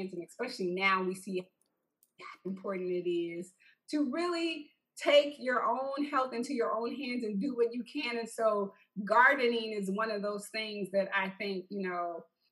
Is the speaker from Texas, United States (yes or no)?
yes; Texas, United States; I'm from Texas